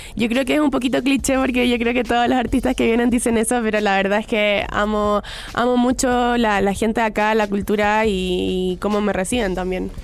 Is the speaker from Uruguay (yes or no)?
no; Chile; soy de Chile